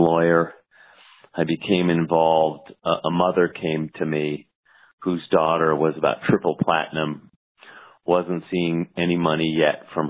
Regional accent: Los Angeles, California, United States; I was from Los Angeles, and back when I was finishing law school

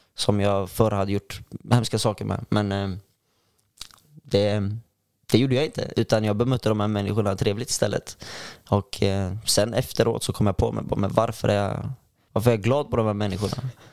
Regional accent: Örebro, Örebro County, Sweden; now in Gothenburg, Sweden; jag kommer från eh, Örebro från början

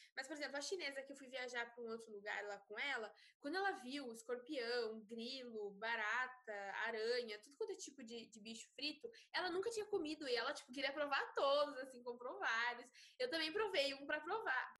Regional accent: Brazil; Eu sou brasileira

